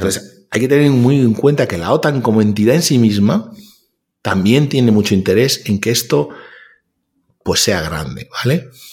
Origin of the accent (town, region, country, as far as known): Spain